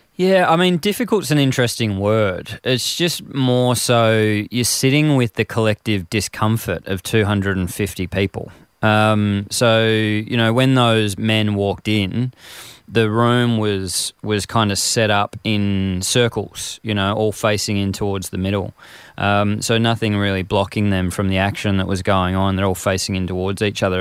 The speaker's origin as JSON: {"language": "English", "town": "Frankston", "region": "Victoria", "country": "Australia", "tie": "born or raised there", "said": "growing up in Frankston in this male kind of macho society"}